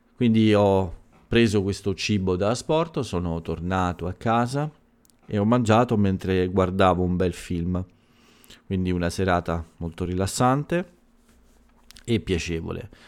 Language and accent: Italian; Italy